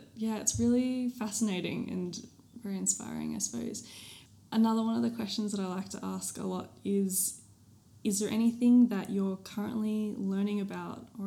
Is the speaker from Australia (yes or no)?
yes; Australia; born or raised there